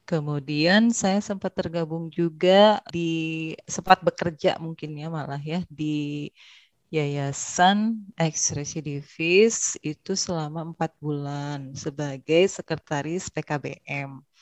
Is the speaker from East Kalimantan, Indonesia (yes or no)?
no; Bandung, West Java, Indonesia; Saya berasal dari Bandung, lahir dan besar di Bandung.